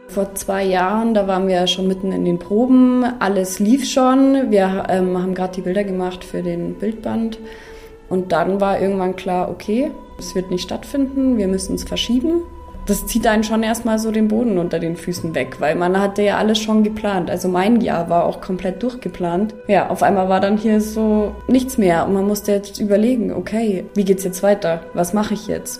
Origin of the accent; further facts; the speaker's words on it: Oberammergau, Bavaria, Germany; ich wohne hier, das ist meine Heimat